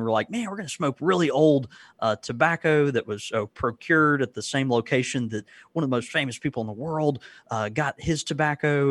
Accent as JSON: {"language": "English", "region": "the South", "country": "United States", "said": "I'm from the South. I'm a child of the South"}